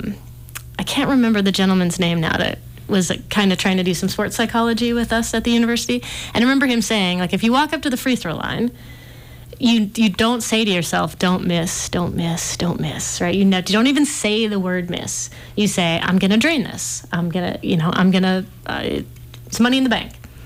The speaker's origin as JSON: {"language": "English", "town": "Malta", "region": "Montana", "country": "United States", "tie": "born or raised there", "lives_now": "Missoula, United States", "said": "I'm from a small town. I'm from Malta, best small town on the planet."}